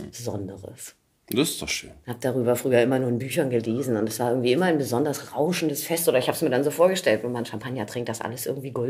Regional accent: Berlin, Germany; groß geworden bin ich in Friedenau. Das mhm. ist zwischen das Schöneberg, Schöneberg, und Steglitz. Ja. Am Friedrich-Wilhelm-Platz mehr oder weniger. Da bin ich äh, groß geworden, ja. Da bin ich geboren worden und habe die ersten 20 Jahre meines Lebens auch gelebt.

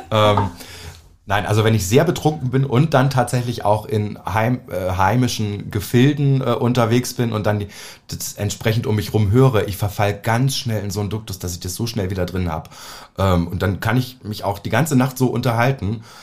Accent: Naumburg, Saxony-Anhalt, Germany; Also ich komme aus Naumburg an der Saale. Ja, das es kennt keine Sau.

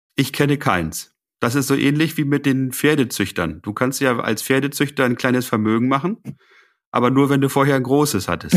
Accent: Lower Saxony, Germany; bei uns in Niedersachsen

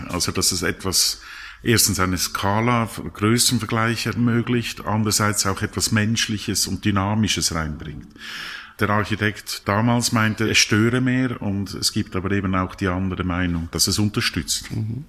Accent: Lucerne, Switzerland; also born or lived in Zurich; ich bin in Luzern aufgewachsen

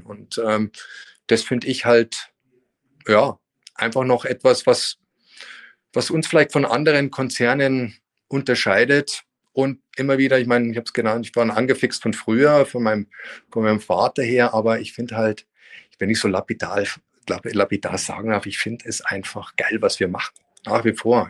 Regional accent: Munich, Bavaria, Germany; moved away as an adult; also born or lived in France / Spain; in meine Heimatstadt der München

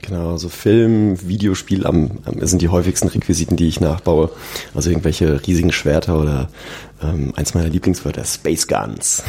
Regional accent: Aschaffenburg, Bavaria, Germany; now in Munich, Germany; bei uns in, in Aschaffenburg auf ein Bierchen eingeladen. Mhm. In meiner Heimat

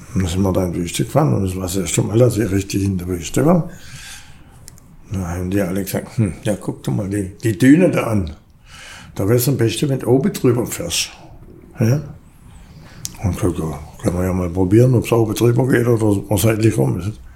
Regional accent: Backnang, Baden-Württemberg, Germany; also born or lived in Rieden near Dasing, Bavaria; Und dann ist man dahergezogen nach Backnang, da hat meine Oma gelebt. Ja, und dann bin ich in Maubach in die Schule gegangen.

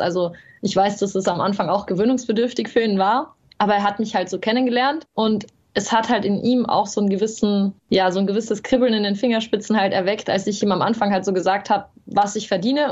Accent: Carinthia, Austria; accent: Carinthian; ich habe zwar selber sehr lange Dialekt gesprochen

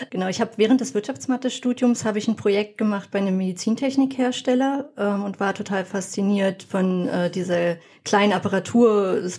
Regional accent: Berlin, Germany; now in Brandenburg, Germany; wohne mittlerweile in Brandenburg und die Versorgung auf dem Land ist halt wirklich nicht gut. Also ich komme vorher aus Berlin und dort war sie deutlich besser.

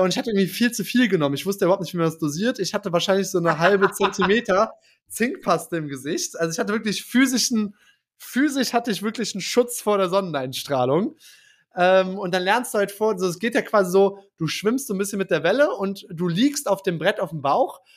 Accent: Germany; ich als Deutscher

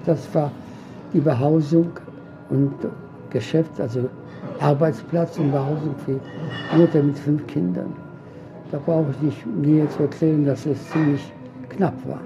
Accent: Łódź, Łódź Voivodeship, Poland; first language Polish; German is a second language; moved away; Im Zentrum der Stadt lodge meine Geburtsstadt

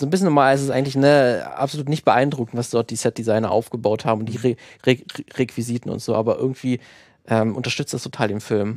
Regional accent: Germany; gerade als Deutscher, der die Grimms Märchen immer natürlich als Kind auch äh, vorgelesen bekommen hat

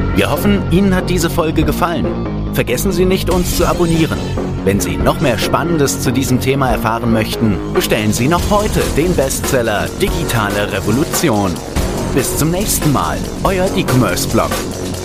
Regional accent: Stuttgart, Baden-Württemberg, Germany; ich komme aus Stuttgart

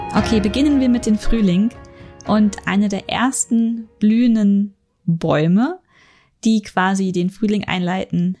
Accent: Northern Germany, Germany; now in Munich, Germany; ich bin in Norddeutschland aufgewachsen

